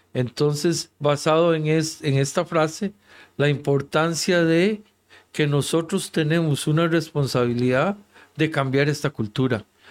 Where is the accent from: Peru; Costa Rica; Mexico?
Costa Rica; En mi país, Costa Rica